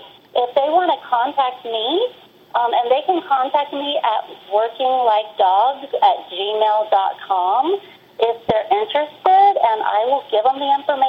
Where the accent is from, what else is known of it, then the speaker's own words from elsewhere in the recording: the South, United States; I grew up in the South